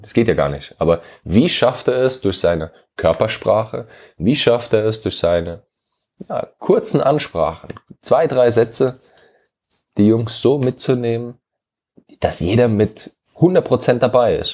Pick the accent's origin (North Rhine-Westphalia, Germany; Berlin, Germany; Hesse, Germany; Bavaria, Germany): Hesse, Germany; moved away; also born or lived in London, United Kingdom